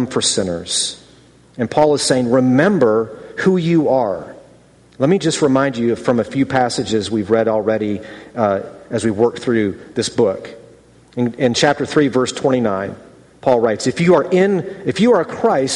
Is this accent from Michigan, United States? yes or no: yes; Ann Arbor, Michigan, United States; moved away as an adult; also born or lived in California / North Carolina / Philadelphia; I was born in Ann Arbor, Michigan in 1974 to Bill and Kitty …. I grew up there, went to high school there